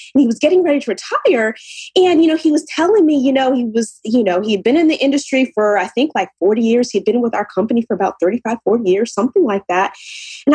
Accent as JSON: {"language": "English", "town": "Ann Arbor", "region": "Michigan", "country": "United States", "also_born_or_lived": "New Jersey / New York", "moved": "as an adult", "lives_now": "New York area, United States", "said": "I'm originally from Ann Arbor, Michigan, and I moved to the East Coast in New Jersey, New York area about 22 years now"}